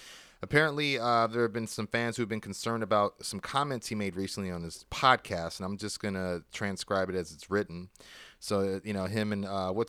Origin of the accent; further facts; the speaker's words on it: Canada; Thing is, I'm Canadian, so to bring me in for a one-off, they have to get a work visa.